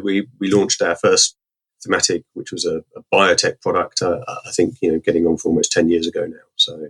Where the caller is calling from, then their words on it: Harpenden, East of England, United Kingdom; Just outside of London, Harpenden.